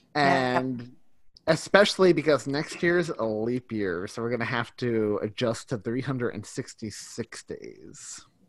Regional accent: New York, United States; I'm from New York.

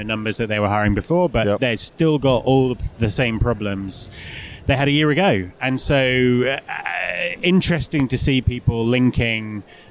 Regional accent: England, United Kingdom; moved away as an adult; also born or lived in Cornwall; now in Scotland, United Kingdom; English. I'm English.

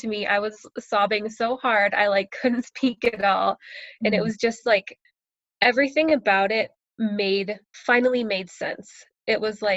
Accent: United States; moved away as an adult; now in Canada; I'm American, and my husband is Canadian

